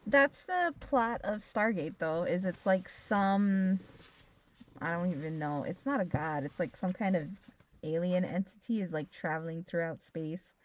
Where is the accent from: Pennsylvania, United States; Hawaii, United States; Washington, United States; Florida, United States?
Hawaii, United States; we have been brought up to think we are American, and that we live in Polynesia and right. we are Hawaiian